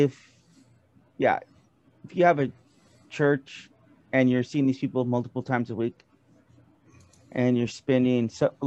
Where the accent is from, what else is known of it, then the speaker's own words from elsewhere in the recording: Bakersfield, California, United States; this is my hometown, Bakersfield, okay, California.